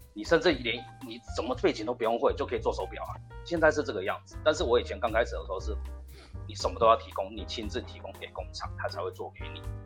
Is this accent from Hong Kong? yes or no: no; Tainan, Taiwan; 我是平地人，我台南人啊